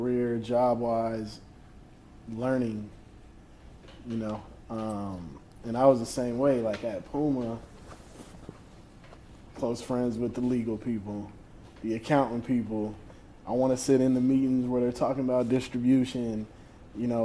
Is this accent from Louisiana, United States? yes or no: yes; New Orleans, Louisiana, United States; growing up in New Orleans